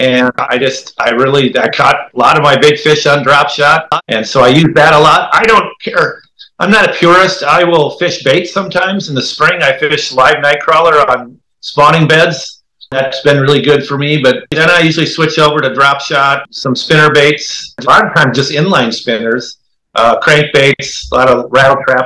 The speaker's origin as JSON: {"language": "English", "town": "Austin", "region": "Minnesota", "country": "United States", "tie": "born or raised there", "also_born_or_lived": "Lewiston / Florida", "moved": "yes", "lives_now": "Phoenix, United States", "said": "I actually lived in Lewiston for 3 years, but then I grew up in Austin, Minnesota, where spam is made"}